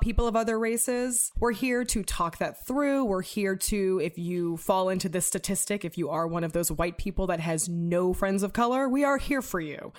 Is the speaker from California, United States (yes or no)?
yes; Los Angeles, California, United States; I grew up in Venice, California in the nineties